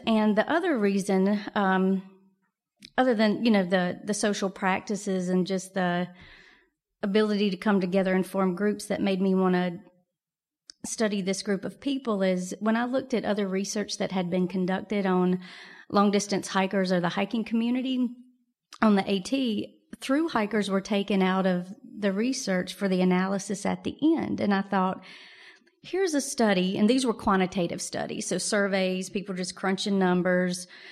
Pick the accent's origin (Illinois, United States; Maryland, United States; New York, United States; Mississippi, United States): Mississippi, United States; moved away as an adult; also born or lived in Wyoming; I'm originally from Mississippi